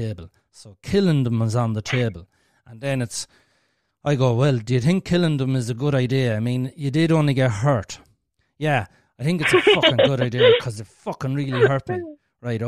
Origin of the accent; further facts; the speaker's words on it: Ireland; we're Irish and we're speaking the fucking language